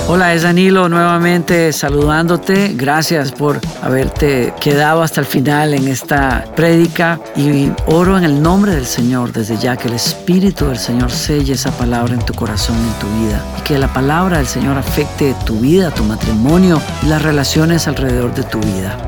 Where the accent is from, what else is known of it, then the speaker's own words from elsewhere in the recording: Costa Rica; moved away; en decimos allá en Costa Rica